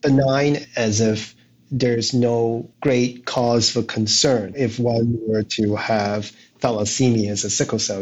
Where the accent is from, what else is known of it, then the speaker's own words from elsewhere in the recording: Hong Kong; I was born in Hong Kong